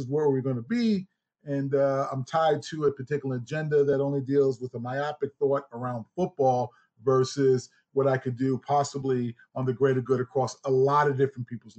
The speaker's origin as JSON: {"language": "English", "town": "Huntington", "region": "New York", "country": "United States", "also_born_or_lived": "Alabama", "moved": "yes", "said": "It'd be Huntington. Township of Huntington, proud Long Islander here"}